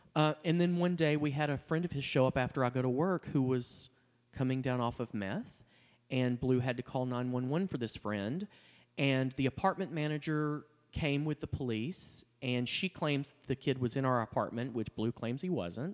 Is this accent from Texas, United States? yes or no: yes; Texas, United States; growing up, I, you know, I mean, I'm from Texas.